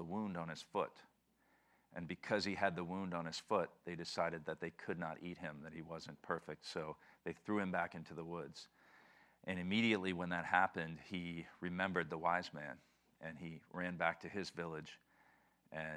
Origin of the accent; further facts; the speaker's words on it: New Orleans, Louisiana, United States; moved away as an adult; I'm from New Orleans. I moved here in November of 2007